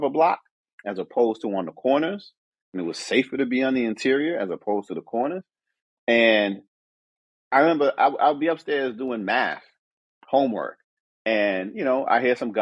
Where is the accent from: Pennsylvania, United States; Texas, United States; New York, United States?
New York, United States; New York City; moved away as an adult; also born or lived in Atlanta, Georgia; now in Columbus, United States; My brother and I grew up in Crown Heights